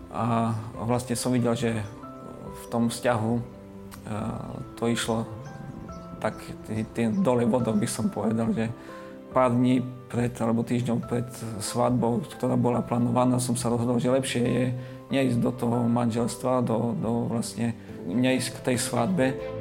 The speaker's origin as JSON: {"language": "Slovak", "country": "Slovakia", "also_born_or_lived": "Australia", "said": "doma na Slovensku"}